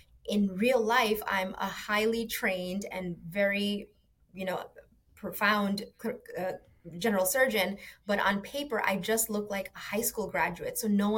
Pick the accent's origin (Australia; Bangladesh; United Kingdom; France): Bangladesh; born there; I was born in Bangladesh, a tiny little country on the east side of India.